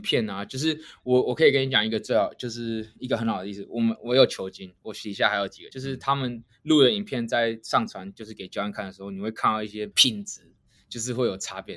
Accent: Kaohsiung, Taiwan; moved away as an adult; now in United States; 我高雄人，所以我那时候，我，我家住三民，我离三民公园很近

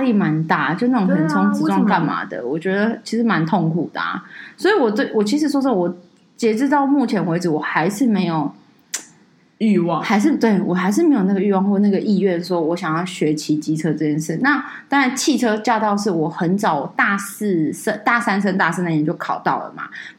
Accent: Taipei, Taiwan; 我就觉得我又不是台南人，就这个音都要出来，你知道吗？我不是啊，为什么要说我是台南人？我台北人呢？

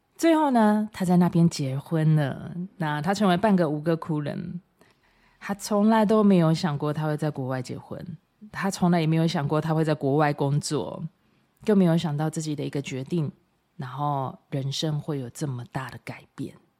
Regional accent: Taiwan; 我真的都觉得我身为台湾人好骄傲

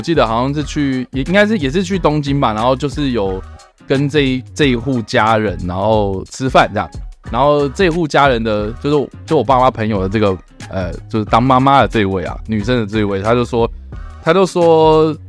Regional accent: Taiwan; 哦哦，你是说物价跟我们台湾差不多，可是可是我们台湾人赚的东西不多，

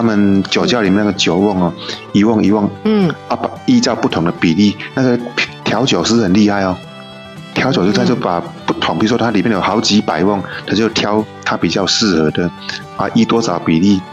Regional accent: Taiwan; 我们台湾人

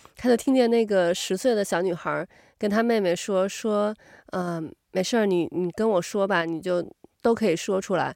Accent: China; moved away; 咱们从小在中国长大的嘛，就我，我，我反而会觉得有点儿尴尬，就是跟不认识的人

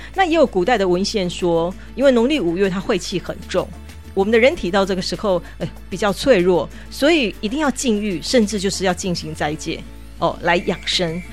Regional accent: Taiwan; 我们台湾人讲的过日子

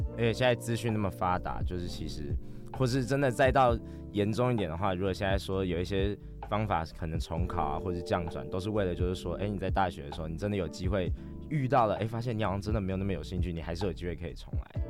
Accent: New Taipei, Taiwan; 我是新北人

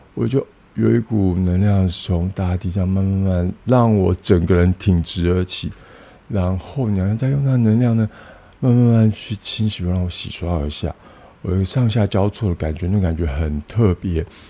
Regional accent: Tainan, Taiwan; moved away; 然后我老家在台南永康

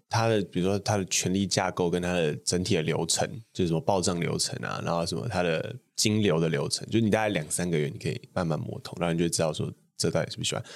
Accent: Taipei, Taiwan; 我家是出生那种就是一般的台北市那种小康家庭，就我从小就在东湖

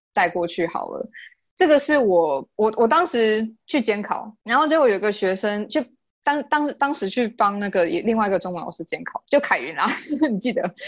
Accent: Yilan County, Taiwan; also born or lived in Thailand / India / United States; 我是宜兰人欸

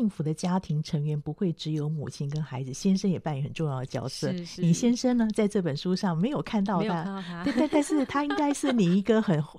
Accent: Taipei, Taiwan; 我是台北长大的孩子，

